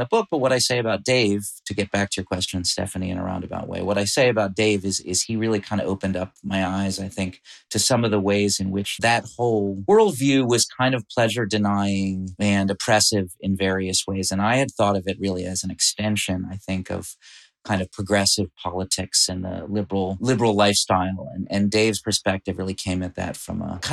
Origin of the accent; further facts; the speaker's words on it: Massachusetts, United States; We grew up in Massachusetts